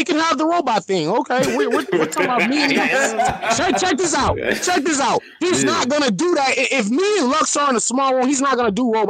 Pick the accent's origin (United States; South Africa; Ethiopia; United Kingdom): United States; California; I'm from Cali